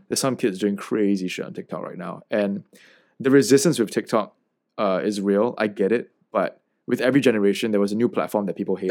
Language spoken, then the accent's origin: English; Singapore; coming from the heartlands or, you know, like, being legitimately Singaporean